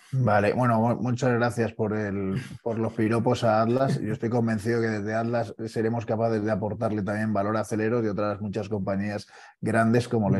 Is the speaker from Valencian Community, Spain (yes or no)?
yes; Valencia, Valencian Community, Spain; now in Madrid, Spain; mi pueblo, ¿eh? de, Valencia